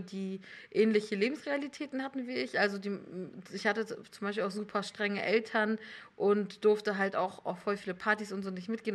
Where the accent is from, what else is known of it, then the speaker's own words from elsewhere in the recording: Hamburg commuter belt, Northern Germany, Germany; German is a second language; moved away as an adult; ich komme aus Norddeutschland ähm, und habe so Abi gemacht in so einer CDU-City mhm. im Hamburger Speckgürtel.